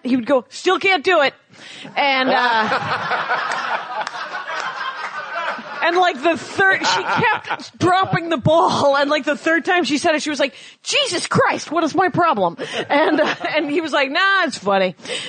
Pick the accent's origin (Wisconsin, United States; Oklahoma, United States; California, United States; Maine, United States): Wisconsin, United States; Milwaukee; moved away; I'm from Milwaukee.